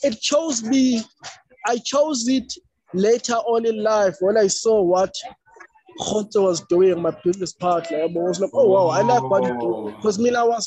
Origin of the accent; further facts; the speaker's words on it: Eastern Cape, South Africa; I was born in a rural home. I was born in Manfre, Eastern Cape, which is a rural town.